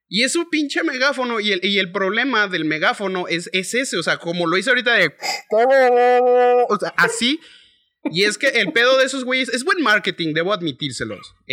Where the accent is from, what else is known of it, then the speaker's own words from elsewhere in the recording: León, Guanajuato, Mexico; yo soy de la ciudad de León, Guanajuato, en donde tenemos un acento eh, relativamente parecido al de los chilangos.